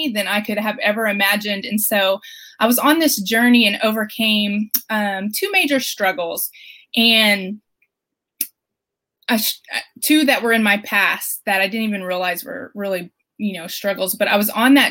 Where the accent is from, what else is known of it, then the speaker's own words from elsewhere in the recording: Flower Mound, Texas, United States; So I'm from Flower Mound, Texas, and I'm a mom of three little ones.